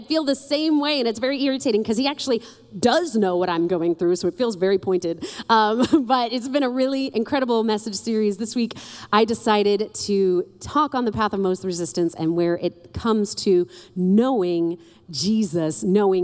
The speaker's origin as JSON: {"language": "English", "town": "New York City", "region": "New York", "country": "United States", "moved": "yes", "lives_now": "Lakeland, United States", "said": "I'm from New York City"}